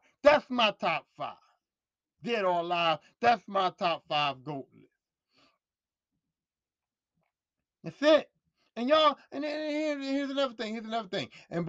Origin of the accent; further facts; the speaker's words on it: Philadelphia, Pennsylvania, United States; when I grew up in Philadelphia